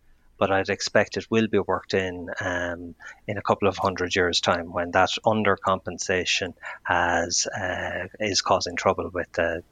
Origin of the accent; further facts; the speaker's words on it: Athlone, Westmeath, Ireland; I grew up in Athlone